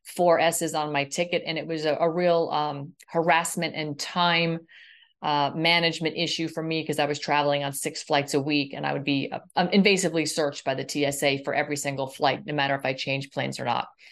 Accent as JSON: {"language": "English", "region": "Florida", "country": "United States", "said": "my home state of Florida"}